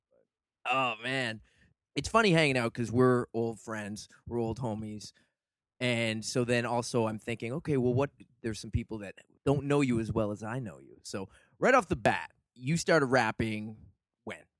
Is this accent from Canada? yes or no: yes; Halifax, Nova Scotia, Canada; Growing up in Halifax